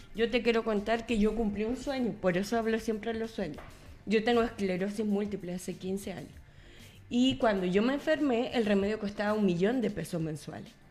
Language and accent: Spanish; Coquimbo, Chile; moved away as an adult; now in Santiago, Chile; Soy de Coquimbo